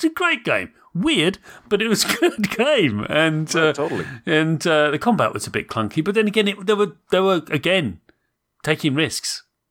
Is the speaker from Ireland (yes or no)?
yes; Munster, Ireland; but I'm from Southern Ireland, very deep to the southern coast. And if you go to Southern Ireland, that part of Ireland, which is Cork, the accent is very similar to certain Scandinavian countries.